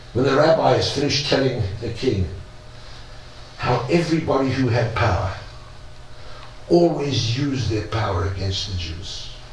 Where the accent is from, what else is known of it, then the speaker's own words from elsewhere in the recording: South Africa; now in Israel; I'm a South African. I lived in an immoral country.